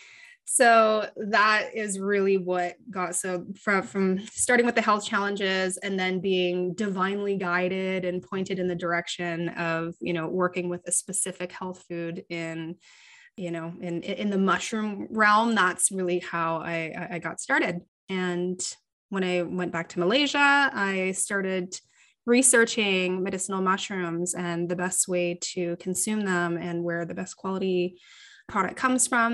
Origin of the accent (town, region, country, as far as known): Canada; born or raised there